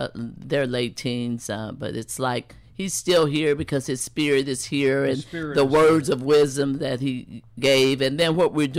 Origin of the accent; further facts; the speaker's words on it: Chicago, Illinois, United States; moved away as an adult; now in Indianapolis, United States; I'm a native from Chicago, Illinois. I've been here since November 1989